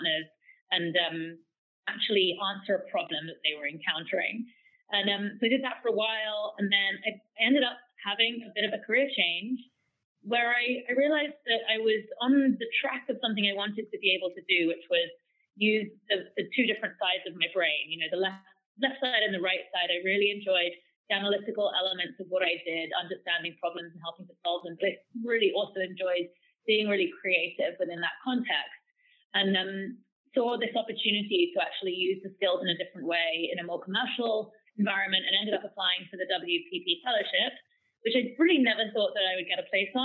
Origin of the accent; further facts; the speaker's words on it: Cambridge, East of England, United Kingdom; moved away as an adult; also born or lived in London / Shanghai; now in New York, United States; I actually grew up in Cambridge, UK